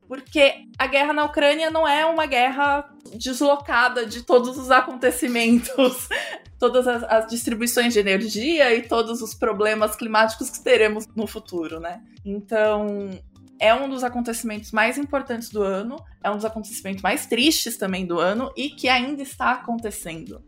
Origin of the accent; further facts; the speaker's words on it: Brazil; now in Sorocaba, Brazil; sendo brasileira